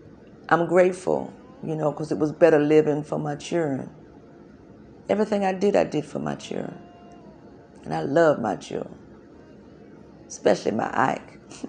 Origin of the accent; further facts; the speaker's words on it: South Carolina, United States; born there; I was born in Kershaw County, South Carolina, February the 2nd, 1904. Yeah, I raised my children in South Carolina.